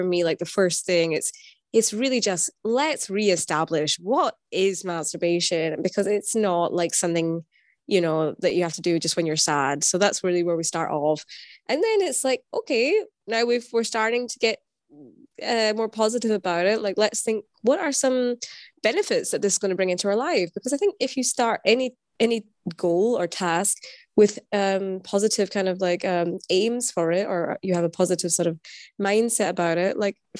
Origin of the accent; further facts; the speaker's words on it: Scotland, United Kingdom; now in Berlin, Germany; I'm Scottish, but I'm based in Berlin.